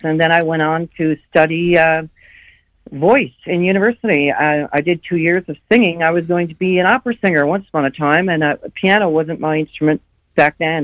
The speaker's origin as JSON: {"language": "English", "region": "Newfoundland and Labrador", "country": "Canada", "tie": "born or raised there", "also_born_or_lived": "Calgary, Alberta", "moved": "as an adult", "said": "went back to my hometown because that was in St. John's, Newfoundland. I went back to my hometown and got into a uh, rock band"}